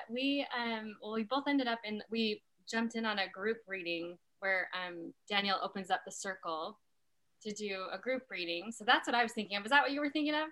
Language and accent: English; Utah, United States; I grew up in Utah.